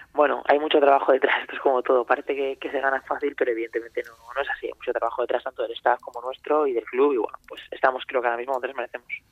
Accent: Valencia, Valencian Community, Spain; now in Zaragoza, Spain; soy de Valencia

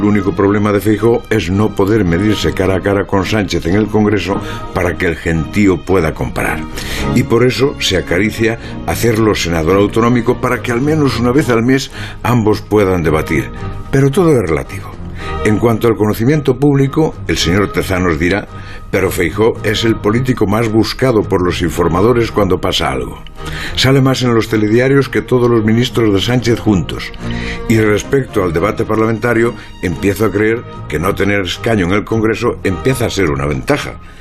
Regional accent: Lugo, Galicia, Spain; mi pueblo de Lugo

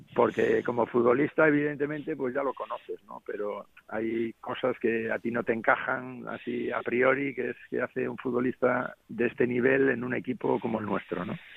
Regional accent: Cantabria, Spain; now in Las Palmas, Spain; estoy en mi tierra, que he venido para acá a ver a mi hijo y, bueno, disfrutando de, la tierra ahora, del frescor un poco aquí de Cantabria

